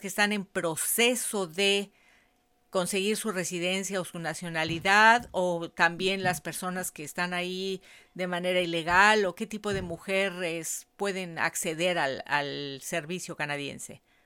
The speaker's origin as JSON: {"language": "Spanish", "region": "Mexico City", "country": "Mexico", "said": "Miriam es como yo, las dos somos de la Ciudad de México"}